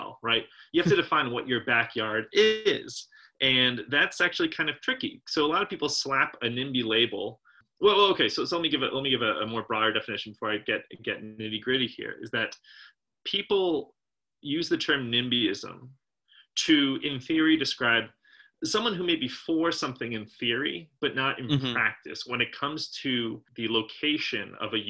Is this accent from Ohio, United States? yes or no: no; southeastern Pennsylvania, United States; when I was growing up in Pennsylvania, southeastern Pennsylvania